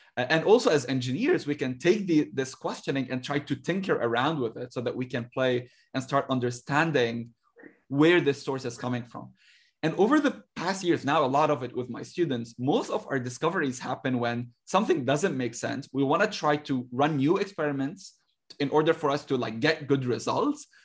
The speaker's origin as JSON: {"language": "English", "country": "Lebanon", "tie": "born or raised there", "moved": "as an adult", "lives_now": "United States", "said": "I grew up in Lebanon"}